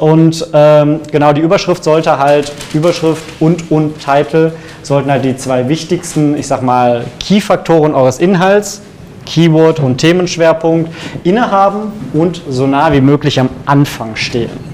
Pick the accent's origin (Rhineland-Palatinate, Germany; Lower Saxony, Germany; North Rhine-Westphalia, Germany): North Rhine-Westphalia, Germany; Cologne; ich bin unabhängiger SEO-Berater, gebürtig aus Köln